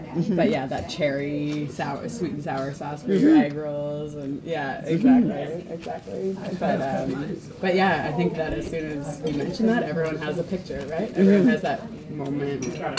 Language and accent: English; Halifax, Nova Scotia, Canada; moved away; I'm from Halifax